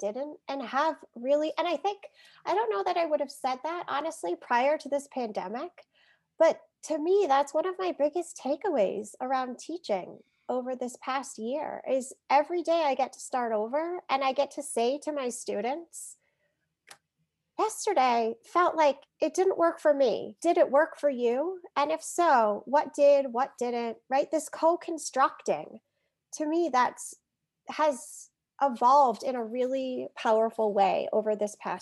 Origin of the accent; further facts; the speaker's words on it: Vermont, United States; as Vermonters